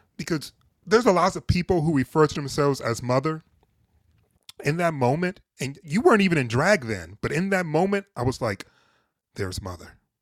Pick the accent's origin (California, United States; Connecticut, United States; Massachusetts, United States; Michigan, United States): Michigan, United States; Detroit; I'm originally from Detroit, but my folks, both my parents are originally from the South